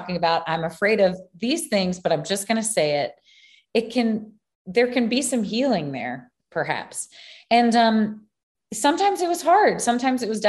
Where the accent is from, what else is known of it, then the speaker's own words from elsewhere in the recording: Baton Rouge, Louisiana, United States; also born or lived in New Orleans; I grew up in Baton Rouge, which is LSU